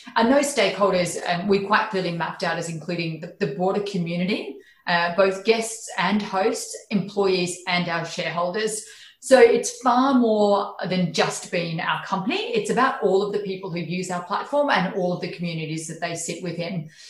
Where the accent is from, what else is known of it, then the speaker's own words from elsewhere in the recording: Charleville, Queensland, Australia; moved away; I was raised in regional Queensland, so I was born in Charleville